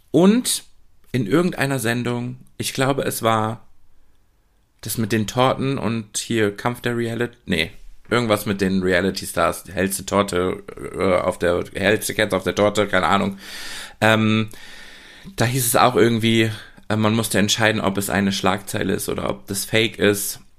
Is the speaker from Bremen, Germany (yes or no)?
no; Oer-Erkenschwick, North Rhine-Westphalia, Germany; Also aufgewachsen bin ich ja in Ohrerkenschwick ähm, eine Kleinstadt, ich nenne es liebevoll Dorf